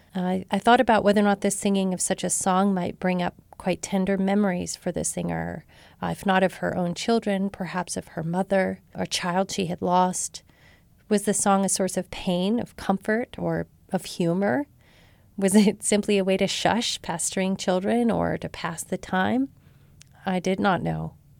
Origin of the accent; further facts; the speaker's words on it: Marshall, Texas, United States; my rural southern community in my hometown of Marshall, Texas